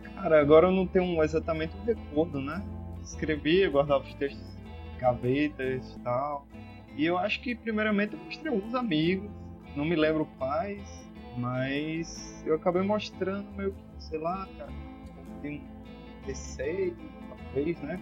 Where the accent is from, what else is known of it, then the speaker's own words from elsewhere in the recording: Natal, Rio Grande do Norte, Brazil; also born or lived in Parnamirim; now in Nísia Floresta, Brazil; sou nascido em Natal, residi um longo tempo em Parnamirim e agora moro nas terras de Nízia Floresta